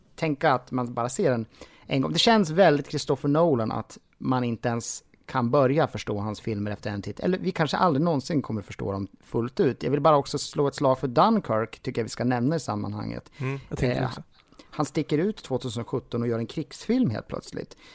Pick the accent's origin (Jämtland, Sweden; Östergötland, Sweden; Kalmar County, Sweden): Jämtland, Sweden; moved away; jag kommer från Jämtland ursprungligen och jag har faktiskt flyttat tillbaka dit nu